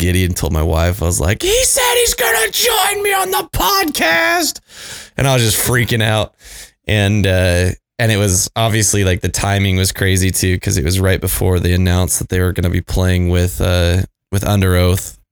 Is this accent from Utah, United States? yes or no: yes; Utah, United States; also born or lived in Payson, Utah; from my home state of Utah